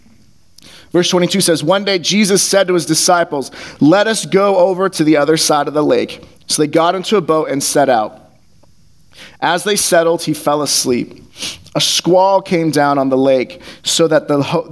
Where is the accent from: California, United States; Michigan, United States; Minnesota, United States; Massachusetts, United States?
California, United States; growing up in California